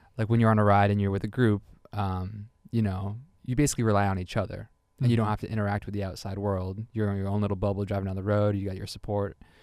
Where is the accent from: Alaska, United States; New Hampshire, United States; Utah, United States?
New Hampshire, United States; New Hampshire, which is my home state